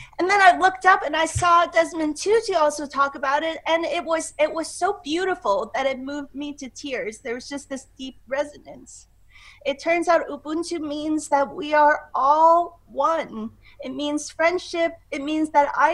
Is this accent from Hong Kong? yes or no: yes; Hong Kong; I grew up in Hong Kong.